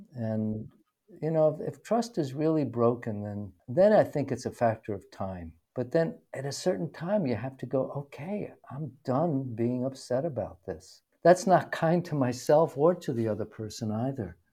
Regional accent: New York City, New York, United States; I grew up in New York City

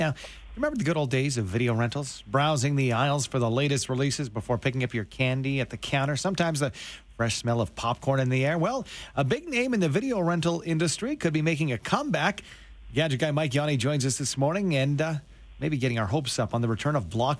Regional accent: Canada; because we are Canadian here

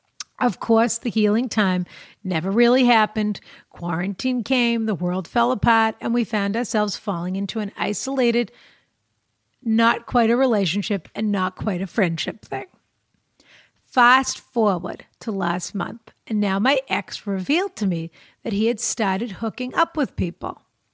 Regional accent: Ireland; now in Vancouver, Canada; I'm 27. I'm from Ireland, and I'm currently living in Vancouver.

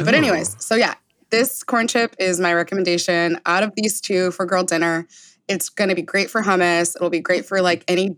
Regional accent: Rancho Cucamonga, California, United States; my hometown of Rancho Cucamonga

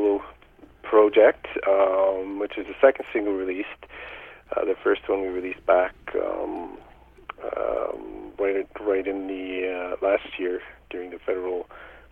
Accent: James Bay region, northern Ontario, Canada; we're actually from the James Bay region, up in northern Ontario

